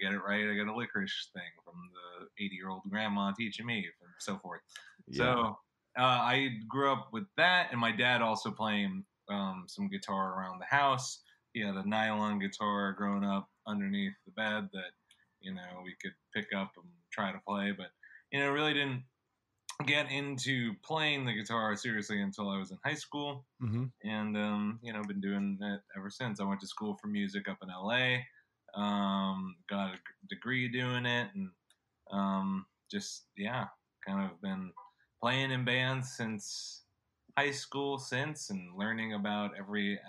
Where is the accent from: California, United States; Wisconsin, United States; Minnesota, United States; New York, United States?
California, United States; San Diego; I'm from San Diego, California, and grew up here